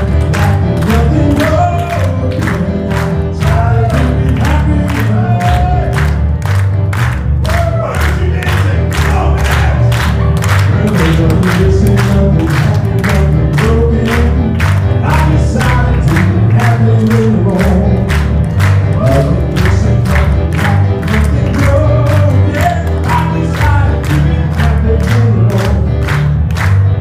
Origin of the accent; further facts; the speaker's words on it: Appalachia, United States; We grew up in Appalachia singing songs